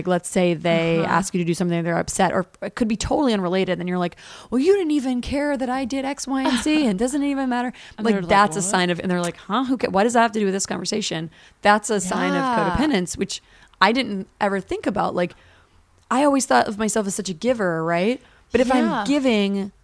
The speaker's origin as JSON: {"language": "English", "region": "Virginia", "country": "United States", "tie": "born or raised there", "moved": "yes", "lives_now": "Los Angeles, United States", "said": "I grew up in Virginia, and there's a lot of racism"}